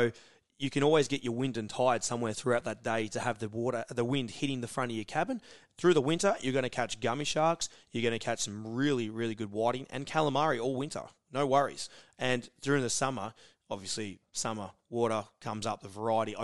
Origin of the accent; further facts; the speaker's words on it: Queenscliff, Victoria, Australia; So Queenscliff is where I'm from